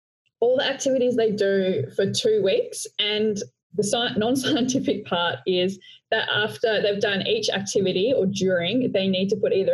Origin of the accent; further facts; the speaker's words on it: Australia; accent: Australian; also born or lived in Melbourne, Australia; I'm Australian with my Australian accent. So I'm calling in from Melbourne, Australia